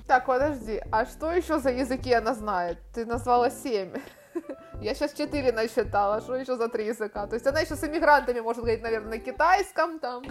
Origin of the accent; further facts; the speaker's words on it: Kharkiv, Kharkiv Oblast, Ukraine; moved away as an adult; also born or lived in Istanbul, Turkey; now in Spain; Я из Харькова, у нас нет большой воды